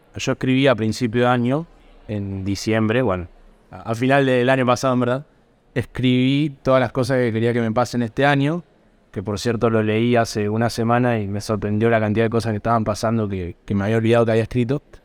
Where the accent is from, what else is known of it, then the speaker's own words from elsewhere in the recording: Norberto de la Riestra, Buenos Aires Province, Argentina; moved away as an adult; now in Buenos Aires, Argentina; Vengo de un pueblo que se llama Norberto de la Riestra, un pueblo de 7.000 habitantes. En el año 2017, que terminé la secundaria, a fines me vine para acá, para Buenos Aires